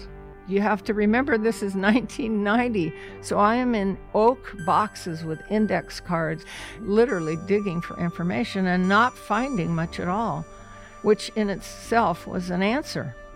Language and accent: English; The Dalles, Oregon, United States; I'm a native Oregonian. I was born in the Dalles. I'd lived in Oregon my whole